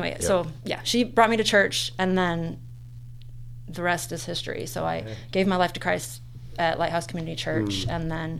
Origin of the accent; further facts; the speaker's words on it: Chicagoland area, northern Indiana, United States; In northern Indiana, like in the Chicagoland area. We're both from the Chicagoland area.